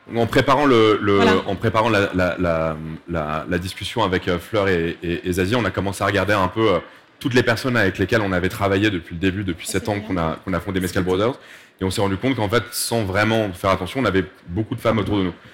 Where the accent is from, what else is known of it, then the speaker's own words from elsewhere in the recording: Mexico; je suis mexicain